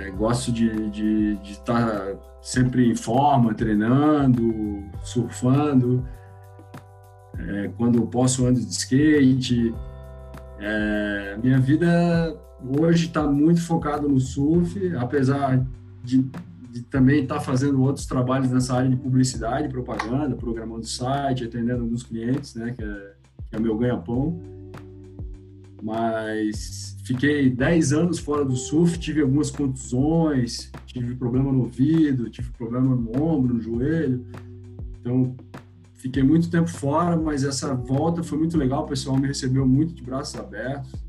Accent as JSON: {"language": "Portuguese", "town": "Itajaí", "region": "Santa Catarina", "country": "Brazil", "tie": "born or raised there", "said": "Eu nasci em Itajaí, né? cresci a minha vida toda no São Judas, ali no Fiusa Lima"}